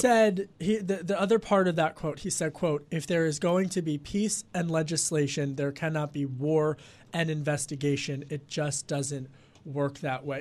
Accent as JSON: {"language": "English", "area": "Delaware County", "region": "Pennsylvania", "country": "United States", "said": "I'm from Delco"}